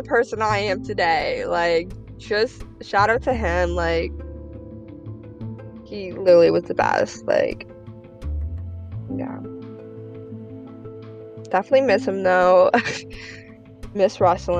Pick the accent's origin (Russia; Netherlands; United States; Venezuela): Russia; moved away; I'm from Russia.